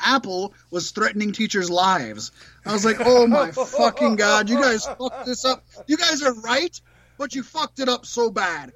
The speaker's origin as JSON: {"language": "English", "area": "Lower Sioux Reservation", "region": "Minnesota", "country": "United States", "tie": "born or raised there", "said": "I was raised on the Lower Sioux Reservation, Mattawakton"}